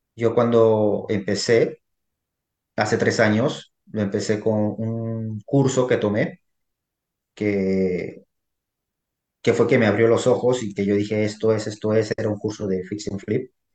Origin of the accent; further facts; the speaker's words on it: Peru; now in United States; yo originalmente soy peruano. Yo resido aquí en los Estados Unidos ya más de 20 años aquí en este país